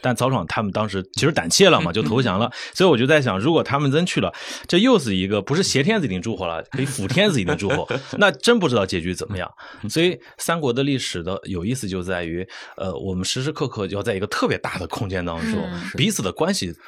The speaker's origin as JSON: {"language": "Chinese", "region": "Anhui", "country": "China", "also_born_or_lived": "Hefei", "said": "因为我是安徽人嘛，我在合肥还生活过几年，"}